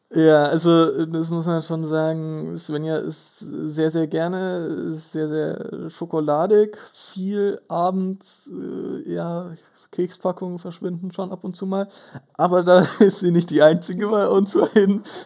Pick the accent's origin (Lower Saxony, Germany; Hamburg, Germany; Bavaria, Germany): Bavaria, Germany; Böbing; wir kommen beide ursprünglich aus Böbing, einem sehr kleinen Kaff in äh, Bayern.